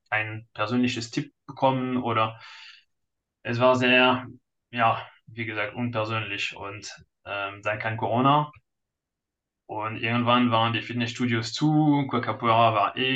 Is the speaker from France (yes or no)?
yes; France; German is a second language; now in Munich, Germany; bin Franzose, äh, heute neun, also jetzt 39, äh, verheiratet mit einem Kind und ja, in Deutschland seit ewig.